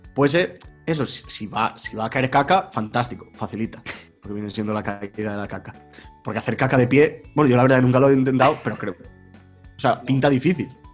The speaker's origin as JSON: {"language": "Spanish", "region": "Extremadura", "country": "Spain", "said": "yo sigo aberronchado, aferrado a, mi tierra, a mi cobijo, a mi madriguera"}